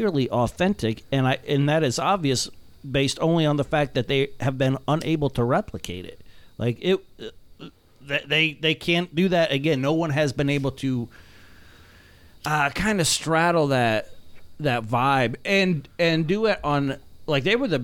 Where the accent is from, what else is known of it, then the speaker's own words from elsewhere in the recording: South Florida, United States; I'm from South Florida